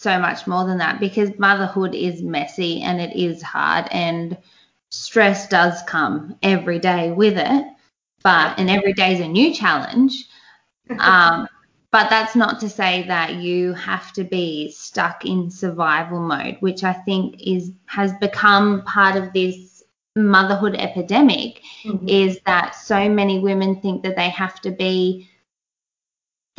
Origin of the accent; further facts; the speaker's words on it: Australia; I'm from Australia. Yes, as you can hear by my voice.